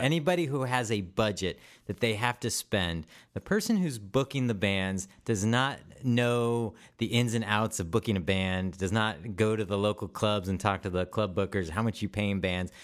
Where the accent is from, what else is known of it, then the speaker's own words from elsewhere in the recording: Vancouver, Washington, United States; Vancouver, Washington, my hometown